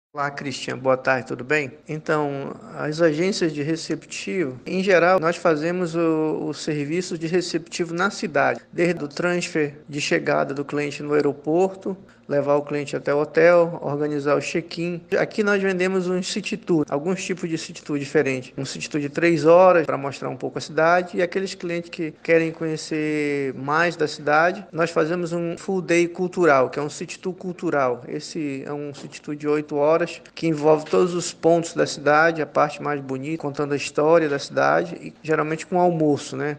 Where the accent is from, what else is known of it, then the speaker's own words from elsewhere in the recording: Manaus, Amazonas, Brazil; a Amazônia, assim como eu conheço, tive a sorte de nascer aqui